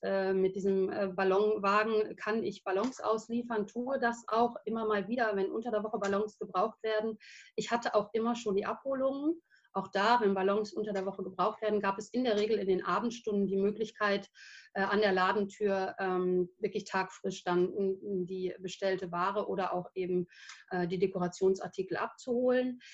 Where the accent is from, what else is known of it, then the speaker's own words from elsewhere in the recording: Versmold, North Rhine-Westphalia, Germany; also born or lived in England / Denmark; ich bin in Versmold geboren, also gar nicht so weit von hier